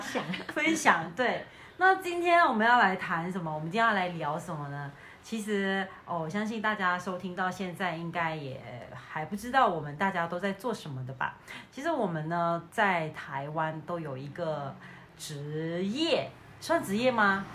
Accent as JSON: {"language": "Chinese", "country": "Malaysia", "tie": "born or raised there", "moved": "yes", "lives_now": "Taiwan", "said": "虽然我是在马来西亚长大，但是你会觉得我就是华人"}